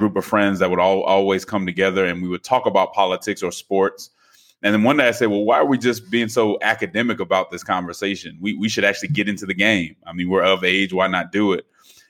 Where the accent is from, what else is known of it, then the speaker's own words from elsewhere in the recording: Denver, Colorado, United States; Sure. So I grew up in Denver, Colorado. My mother's a PK, so I grew up in the church